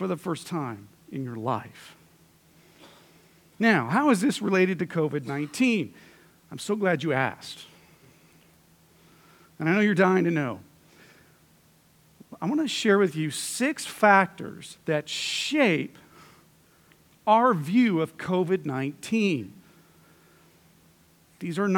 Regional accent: United States

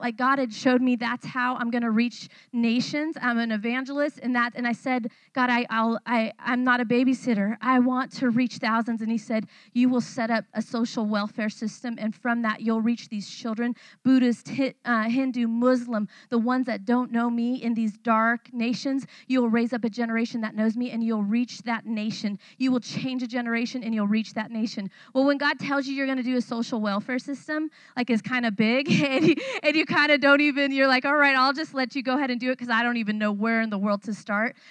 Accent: California, United States; moved away as an adult; now in Thailand; I was not raised in a Christian home, I was raised in California.

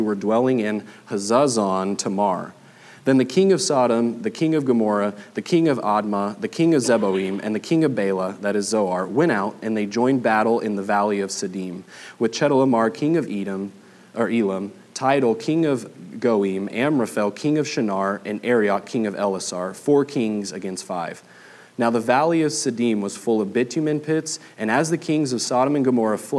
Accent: Southern California, United States; moved away as an adult; now in Flower Mound, United States; I'm originally from Southern California. We've been in Texas for 3 years now

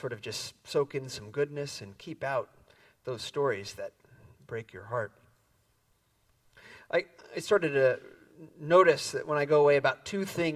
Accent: Midwest, United States; moved away as an adult; now in San Francisco Bay Area, United States; I grew up in the Midwest

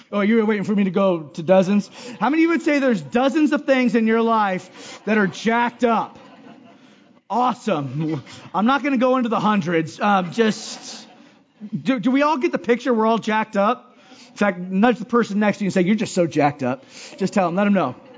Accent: Hawaii, United States; I'm from Hawaii

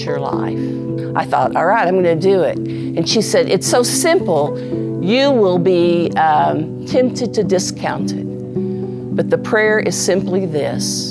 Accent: Oklahoma City, Oklahoma, United States; I'm from Oklahoma City.

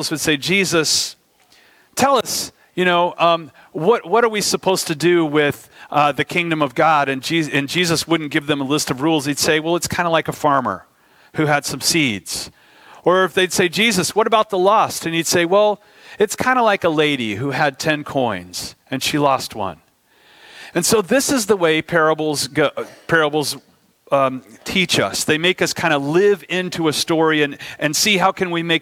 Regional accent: United States; as an American

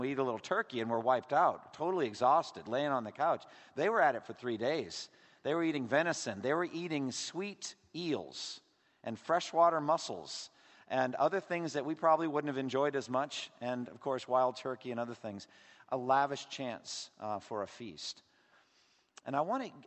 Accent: Massachusetts, United States; my home state of Massachusetts

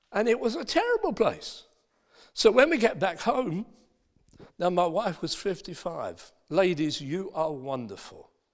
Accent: Dagenham, London, United Kingdom; I was born in Dagenham. in Essex.

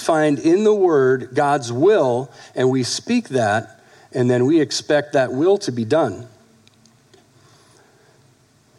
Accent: United States; we're American citizens

